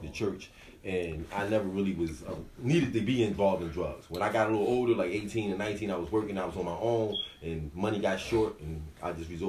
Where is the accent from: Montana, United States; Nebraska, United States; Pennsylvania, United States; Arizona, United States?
Pennsylvania, United States; Philadelphia; born or raised there